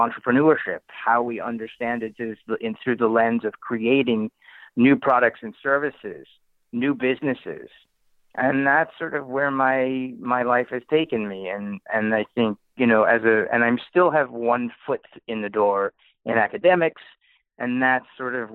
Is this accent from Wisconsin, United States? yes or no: no; New Haven, Connecticut, United States; I grew up in New Haven, Connecticut, around Yale University